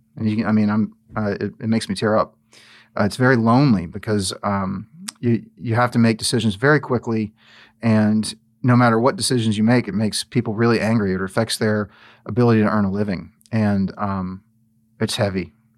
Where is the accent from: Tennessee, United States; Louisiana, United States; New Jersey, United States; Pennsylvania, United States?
Louisiana, United States; New Orleans; moved away as an adult; I'm not from here. I, you know, I grew up in New Orleans.